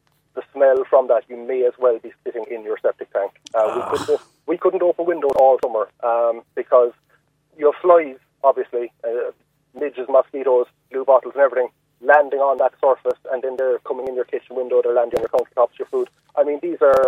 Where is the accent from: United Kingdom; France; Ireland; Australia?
Ireland; Shannonvale, Munster; now in Lisavard, Ireland; I grew up in Shannonvale and we were living there till about 3 years ago. I'm living in Lisavard now